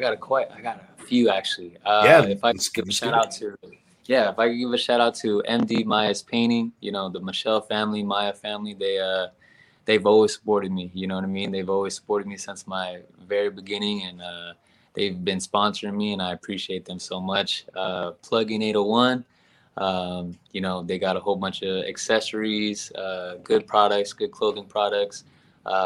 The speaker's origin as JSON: {"language": "English", "country": "Philippines", "said": "Since I'm Filipino, man, I had to go with Pacquiao"}